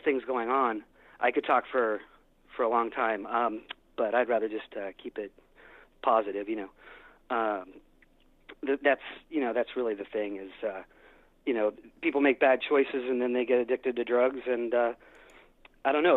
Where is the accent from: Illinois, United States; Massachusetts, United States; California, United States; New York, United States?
California, United States; San Francisco; I'm from San Francisco